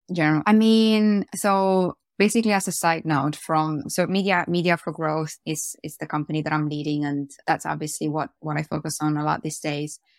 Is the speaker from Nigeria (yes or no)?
no; Romania; moved away as an adult; also born or lived in Austin, Texas; now in United Kingdom; I grew up in Romania, so I, I went to, I went to school there. I went to high school in Romania.